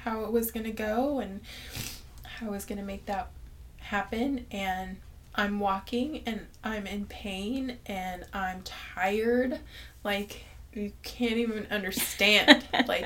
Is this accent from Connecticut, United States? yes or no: no; Kerman, California, United States; also born or lived in Fresno; I'm from Kerman. I was born and raised here.